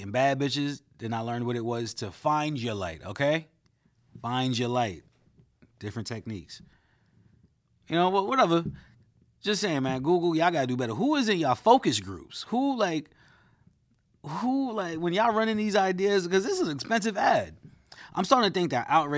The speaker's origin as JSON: {"language": "English", "town": "New York City", "region": "New York", "country": "United States", "tie": "born or raised there", "said": "Growing up a Flatbush, my Jamaican barber told me"}